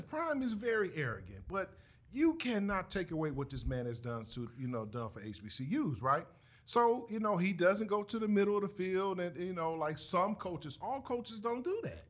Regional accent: the North, United States; us up north.

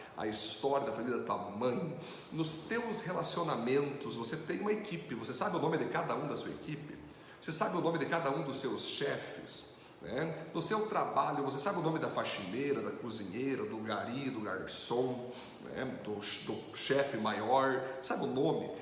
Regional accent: Brazil; um judeu é, é diferente de nós brasileiros

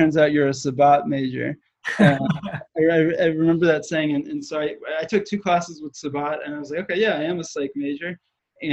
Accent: outside of Philadelphia, Pennsylvania, United States; I grew up outside of Philly

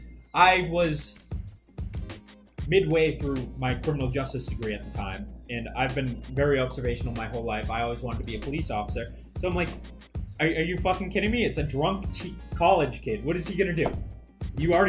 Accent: Boston, Massachusetts, United States; we're from Boston.

